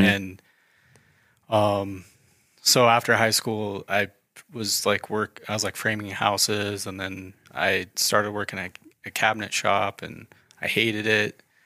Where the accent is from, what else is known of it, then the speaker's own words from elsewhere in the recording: Idaho Falls, Idaho, United States; moved away as an adult; also born or lived in Denver, Colorado; I'm uh, local to Idaho Falls. mm I uh, was born and raised here.